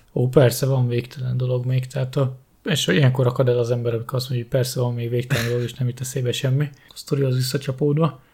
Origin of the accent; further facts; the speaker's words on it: Hungary; Budapest mellett nőttem föl, Budapestre bejárósan